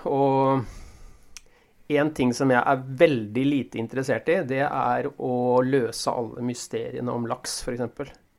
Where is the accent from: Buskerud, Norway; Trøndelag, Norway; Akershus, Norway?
Akershus, Norway; Ski; moved away; jeg kom jo fra Oslo-området, fra Ski nærmere bestemt